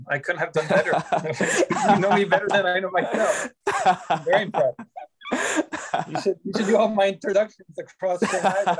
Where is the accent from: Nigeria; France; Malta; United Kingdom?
France; moved away as an adult; also born or lived in Vancouver, Canada; now in China; Originally, I'm from France, and then I left Canada. I left France in 2005 with just a suitcase for Canada, and I moved there.